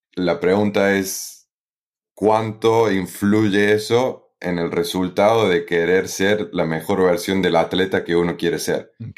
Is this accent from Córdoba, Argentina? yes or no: yes; Río Tercero, Córdoba, Argentina; moved away as an adult; also born or lived in Philadelphia, United States / Italy; soy eh, argentino, eh, específicamente de Río Tercero, en la provincia de Córdoba